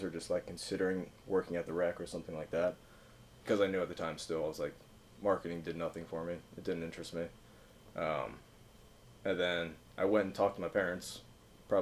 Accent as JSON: {"language": "English", "town": "Cincinnati", "region": "Ohio", "country": "United States", "tie": "born or raised there", "said": "I grew up in Cincinnati"}